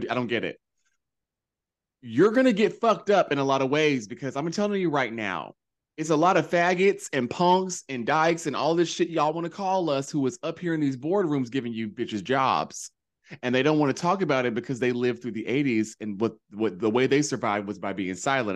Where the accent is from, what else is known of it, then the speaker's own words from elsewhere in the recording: North Carolina, United States; moved away; growing up in North Carolina